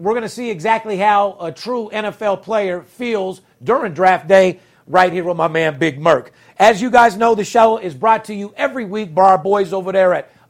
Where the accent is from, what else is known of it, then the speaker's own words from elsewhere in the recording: Las Vegas, Nevada, United States; we're from Vegas.